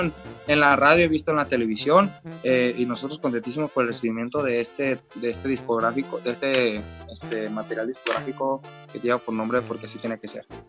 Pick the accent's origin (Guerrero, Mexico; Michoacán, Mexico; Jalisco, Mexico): Jalisco, Mexico; me toca ser de acá de Jalisco